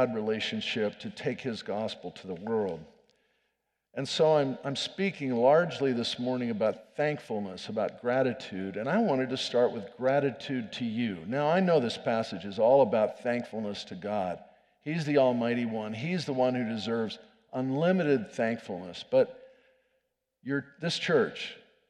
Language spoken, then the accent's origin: English; State College, Pennsylvania, United States; moved away as an adult; State College, Pennsylvania, which is my hometown. I was born there